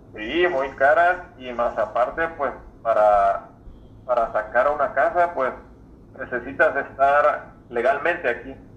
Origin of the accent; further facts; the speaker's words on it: Mexico; now in United States; pues yo soy mexicano